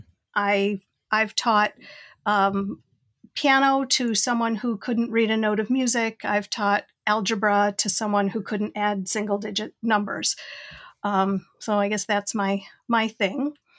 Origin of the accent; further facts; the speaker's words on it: Rochester, New York, United States; I'm from Rochester, New York, way upstate Western New York